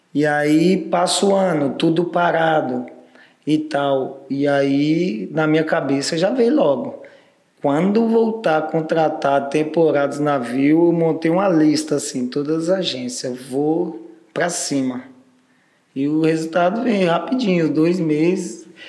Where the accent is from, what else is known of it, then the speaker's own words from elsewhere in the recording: Brazil; Eu, no meu caso, saí do Capão